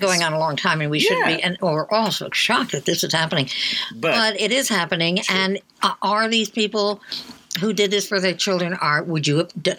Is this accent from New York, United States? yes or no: yes; New York City, New York, United States; I was born on Staten Island in 1938.